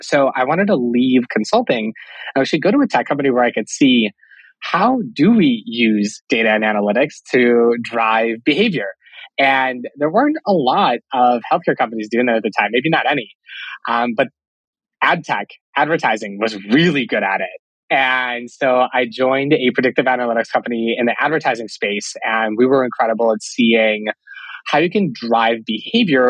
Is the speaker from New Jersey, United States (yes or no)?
no; Cleveland, Ohio, United States; also born or lived in Russia / St. Louis; I was born in Russia and I moved to the US when I was 8 years old. So I grew up in the Cleveland area